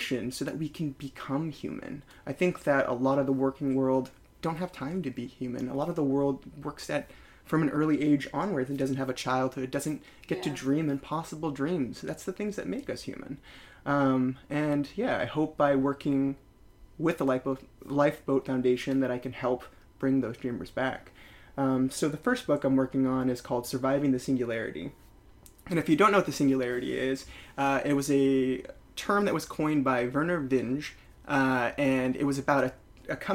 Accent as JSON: {"language": "English", "town": "San Jose", "region": "California", "country": "United States", "tie": "born or raised there", "also_born_or_lived": "Great Barrington / Salt Lake City", "moved": "as an adult", "lives_now": "New York City, United States", "said": "growing up in the Bay Area, I was the first person to have AOL like in the country because of where we were in San Jose, Silicon Valley."}